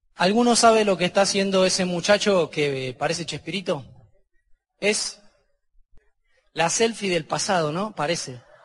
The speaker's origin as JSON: {"language": "Spanish", "country": "Argentina", "said": "Porque soy argentino"}